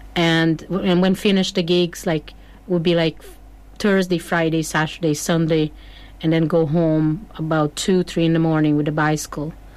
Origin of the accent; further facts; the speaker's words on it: Porto Alegre, Rio Grande do Sul, Brazil; English is a second language; moved away as an adult; now in Ireland; originally from Brazil, from a big city called Porto Alegre, uh, in the south of Brazil